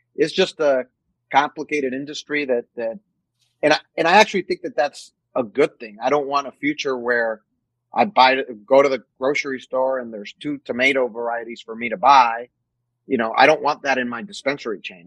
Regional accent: Mexico; born or raised there; moved away as an adult; also born or lived in New Mexico; now in United States

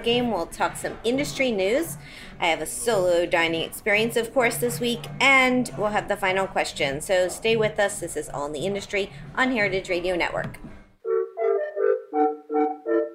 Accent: Miami, Florida, United States; my childhood growing up in Miami

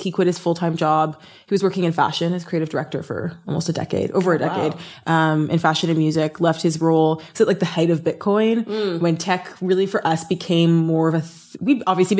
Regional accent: Toronto, Ontario, Canada; moved away as an adult; also born or lived in New York; now in Los Angeles, United States; I'm from Toronto, Canada.

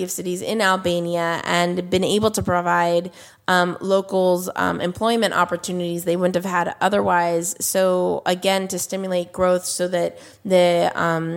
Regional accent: United States; As an American, customer

